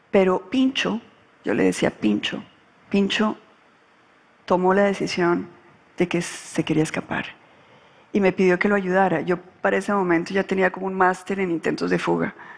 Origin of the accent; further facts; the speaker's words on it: Colombia; cuando yo ingresé a la política en Colombia